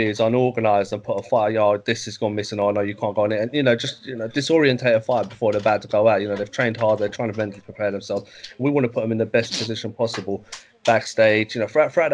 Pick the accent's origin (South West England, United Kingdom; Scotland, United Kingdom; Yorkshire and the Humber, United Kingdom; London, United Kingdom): London, United Kingdom; I was brought up near Upton Park